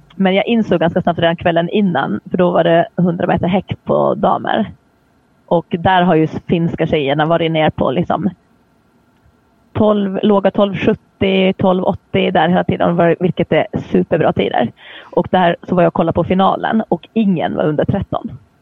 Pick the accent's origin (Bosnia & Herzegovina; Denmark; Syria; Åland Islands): Åland Islands; jag kommer från Åland där man pratar svenska fast vi hör ju till Finland